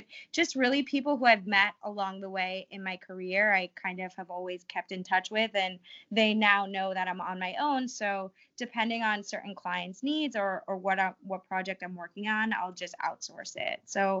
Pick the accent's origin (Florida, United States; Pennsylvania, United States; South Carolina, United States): Florida, United States; Boca Raton; moved away as an adult; also born or lived in New York City; growing up in Boca Raton, it really isn't reality. You know, it's a bubble. It's very sheltered. There isn't so much culture, and there's nothing against it. Like, I love Boca and I'm so fortunate to be able to grow up there